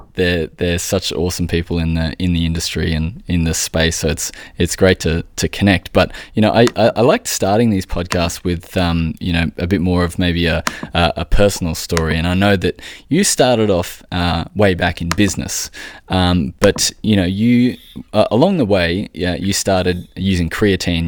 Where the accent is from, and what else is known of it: Australia